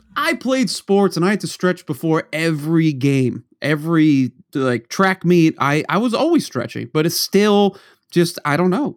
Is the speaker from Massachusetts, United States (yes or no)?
yes; Norton, Massachusetts, United States; moved away; you and I grew up in Norton, Mass, where we were the only town that wouldn't cancel snow